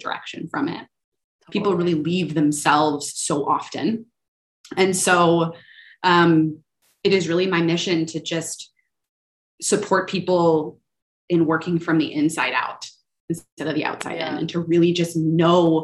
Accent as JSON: {"language": "English", "region": "Minnesota", "country": "United States", "tie": "born or raised there", "moved": "yes", "said": "I was born in Minnesota"}